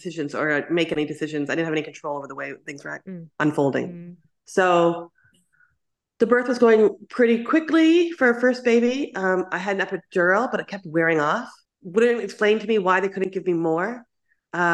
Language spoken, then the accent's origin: English; Canada; moved away as an adult; now in Taiwan; So I'm from Canada, but I left Canada. I came here when I was 21.